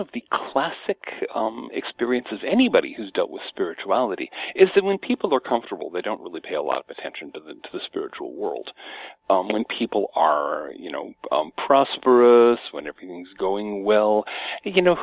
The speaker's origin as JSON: {"language": "English", "country": "United States", "tie": "born or raised there", "said": "Born and raised in American suburbia"}